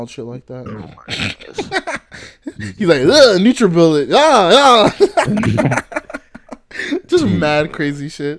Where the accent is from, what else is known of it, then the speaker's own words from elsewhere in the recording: West Coast, United States; accent: West Coast; Oh, it's because of my West Coast accent.